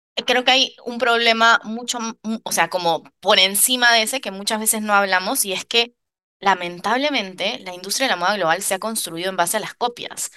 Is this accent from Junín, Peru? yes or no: no; Lima, Peru; moved away as an adult; also born or lived in New York, United States; now in Paris, France; Yo, que soy de Lima, Lima es una ciudad gigante